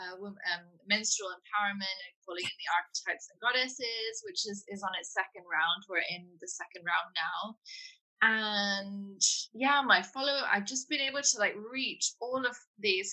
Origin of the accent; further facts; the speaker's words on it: United Kingdom; now in London, United Kingdom; I'm in London at the moment. I am British